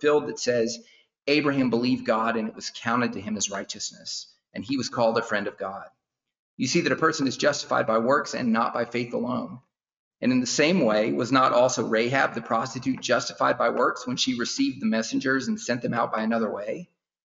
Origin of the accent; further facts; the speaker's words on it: South Carolina, United States; also born or lived in Washington, District of Columbia, United States; I'm from South Carolina, but I spent some time in DC